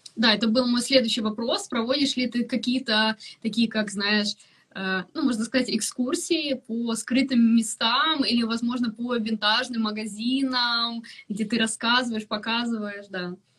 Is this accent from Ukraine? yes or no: yes; Ukraine; now in London, United Kingdom; я там из Украины